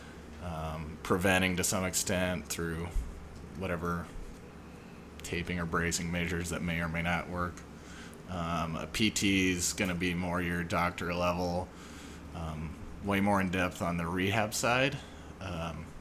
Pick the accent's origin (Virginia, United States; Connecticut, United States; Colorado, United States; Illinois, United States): Colorado, United States; moved away as an adult; also born or lived in Phoenix / California; I'm from Colorado. Went to school there for undergrad